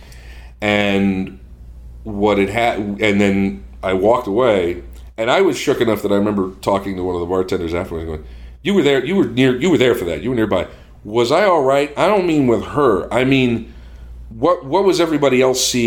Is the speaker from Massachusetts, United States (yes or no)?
yes; Boston, Massachusetts, United States